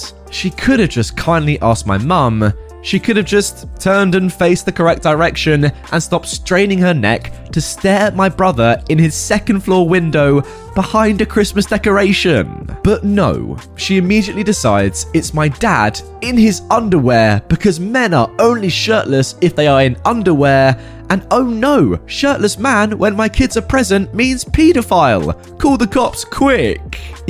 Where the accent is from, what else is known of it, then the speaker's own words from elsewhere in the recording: Spain; first language Catalan; English is a second language; are Catalan and Spanish, but until I was like 18 years old, I barely used Spanish outside of school. So my Spanish accent is, let's say, weird.